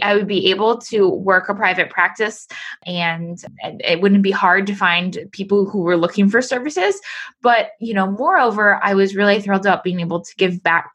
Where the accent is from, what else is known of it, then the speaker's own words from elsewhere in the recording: Pennsylvania, United States; back in my hometown